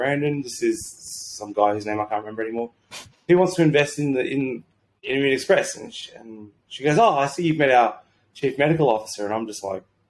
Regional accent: Sydney, New South Wales, Australia; moved away as an adult; also born or lived in Brisbane; I grew up my entire life in Sydney

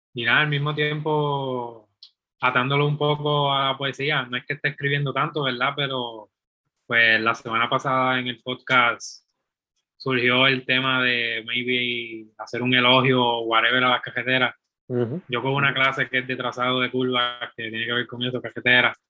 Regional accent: Puerto Rico; de donde yo soy, de Ponce a Arecibo

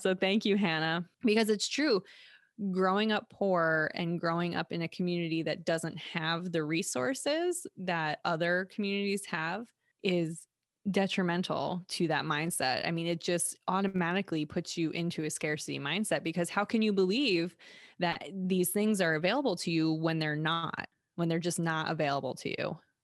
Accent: United States; growing up in America especially, I c, I didn't grow up anywhere else

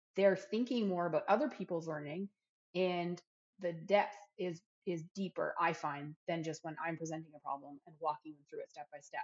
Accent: Canada; now in Tennessee, United States; I'm a Canadian.

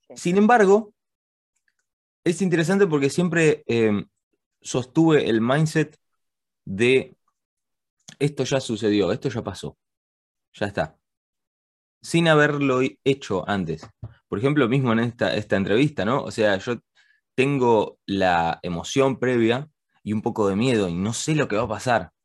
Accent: Argentina; moved away; also born or lived in Spain / England; yo nací acá en Argentina y después me fui a vivir con mi familia a España.

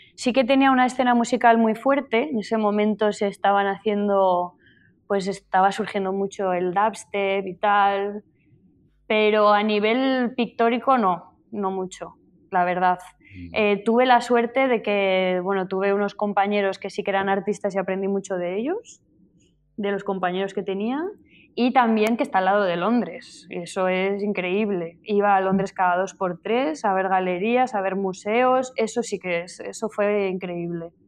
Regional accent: Zaragoza, Aragon, Spain; moved away as an adult; now in Barcelona, Spain; habéis dicho que soy de Zaragoza y sí, pero yo vivo en Barcelona desde hace ya 15 años, me parece, porque vine aquí a los 18 a Barcelona a estudiar

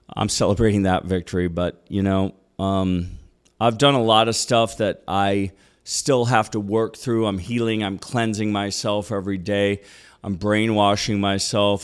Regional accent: Minneapolis, Minnesota, United States; moved away; also born or lived in Austin / Los Angeles; Just a city boy. Born and raised in Minneapolis

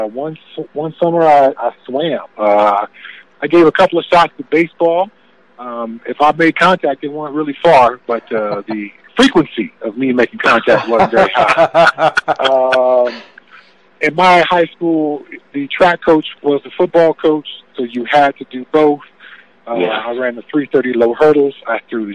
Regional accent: Southern California, United States; Growing up in Southern California

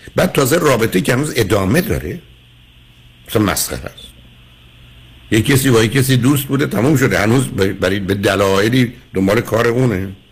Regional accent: Iran; ما به نوعی که در یک کشوری مانند ایران بزرگ شدیم

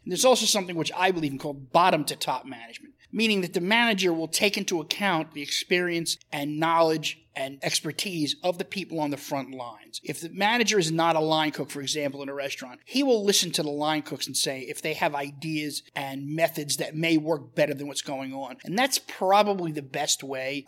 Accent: New York City, New York, United States; I grew up in Brooklyn in the in the seventies

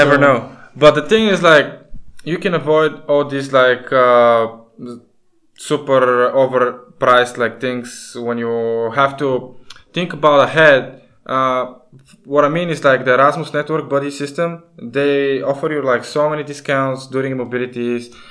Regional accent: Bulgaria; we come from Bulgaria, which is still in the European Union, but we use a different currency

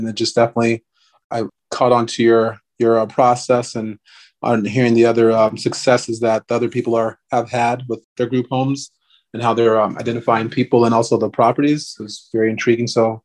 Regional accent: Anchorage, Alaska, United States; I grew up in Anchorage, Alaska with my family, and my mom and my dad.

